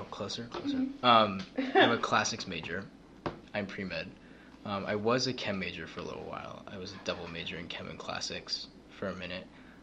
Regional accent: Cleveland, Ohio, United States; From Cleveland.

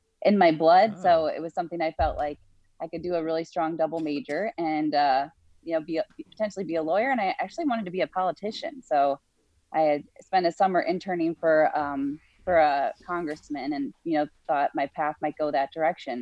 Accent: Wisconsin, United States; moved away as an adult; also born or lived in Minnesota / Chicago area / Pennsylvania; I grew up in Wisconsin, so I'm a Midwest girl

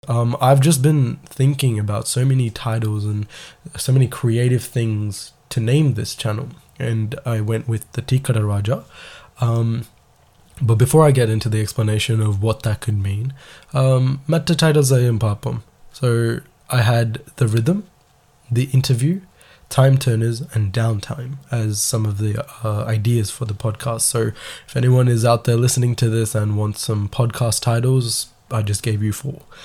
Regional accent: Melbourne, Victoria, Australia; I'm from Melbourne, Australia

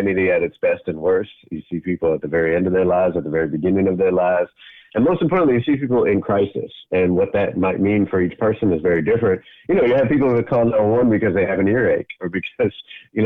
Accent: Boston, Massachusetts, United States; moved away; also born or lived in Brooklyn, New York; I'm from Boston originally. I lived in Brooklyn for 14 years.

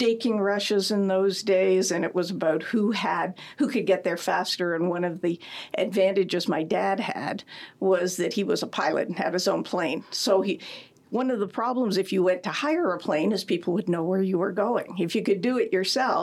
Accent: Timmins, Ontario, Canada; moved away; I grew up in Timmins

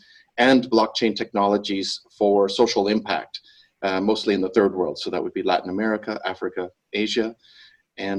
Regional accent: Canada; moved away as an adult; now in Bali, Indonesia; I'm originally Canadian, but I've been living here in Indonesia for the past 20 years.

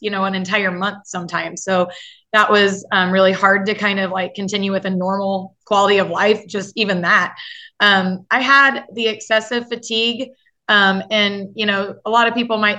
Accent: Effingham, Illinois, United States; I am from Effingham, Illinois

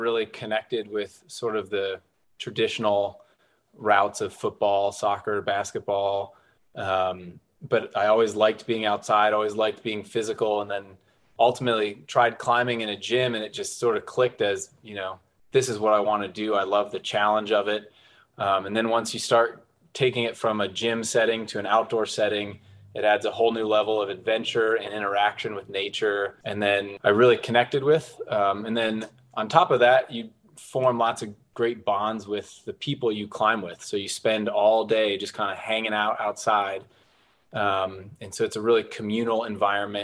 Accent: Pittsburgh, Pennsylvania, United States; moved away as an adult; also born or lived in Norton, Virginia; now in Southwest Virginia, United States; I'm not originally from this area. I grew up in Pittsburgh, Pennsylvania, moved down into this Southwest Virginia region for work

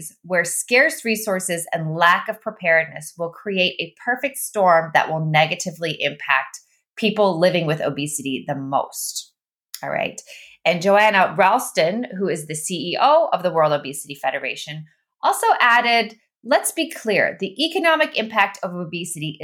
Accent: Netherlands; moved away; also born or lived in Austria; I'm from the Netherlands, and I was raised in the Netherlands and in Austria

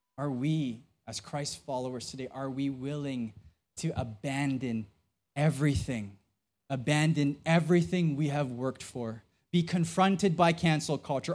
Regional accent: Philippines; I'm Filipino

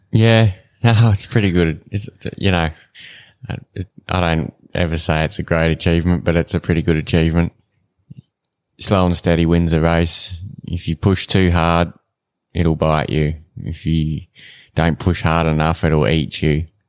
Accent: Renmark, South Australia, Australia; moved away as an adult; now in Katherine, Australia; I'm not originally from here. I grew up in South Australia in a town called Remark

